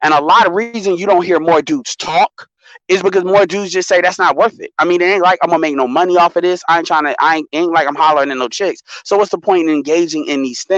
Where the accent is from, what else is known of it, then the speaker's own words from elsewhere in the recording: Chicago, Illinois, United States; I'm from Chicago